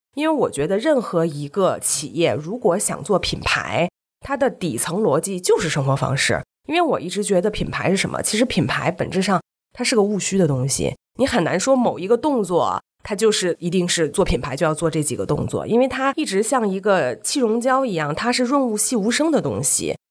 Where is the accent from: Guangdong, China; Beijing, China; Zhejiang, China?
Beijing, China; also born or lived in Shenzhen; 我是北京人，以前被赛北京，经常北京、上海两边跑